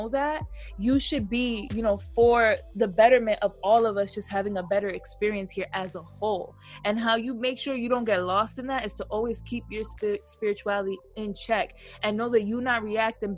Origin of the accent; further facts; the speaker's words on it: United States; I'm Black and I'm born in America.